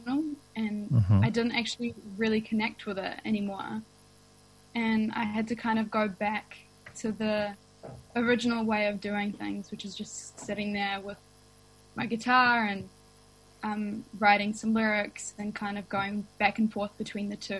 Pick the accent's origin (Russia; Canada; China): Russia; now in Wellington, New Zealand; I grew up in Russia